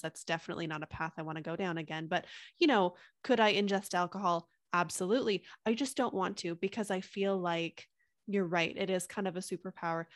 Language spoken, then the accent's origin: English; Canada; I'm from Canada